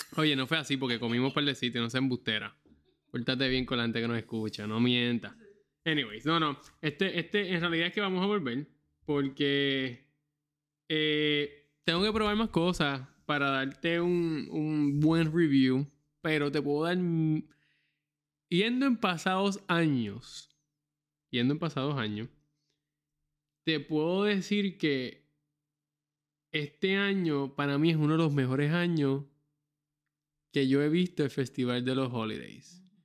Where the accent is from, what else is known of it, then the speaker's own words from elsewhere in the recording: Puerto Rico; moved away as an adult; yo soy puertorriqueño